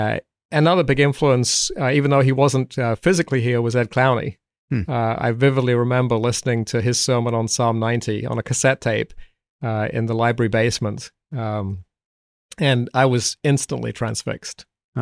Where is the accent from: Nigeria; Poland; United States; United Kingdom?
United Kingdom; South East England; accent: a bit of South London; It's hard to place because my parents were Scottish, but I grew up in the south of England. So there's a bit of a South London there.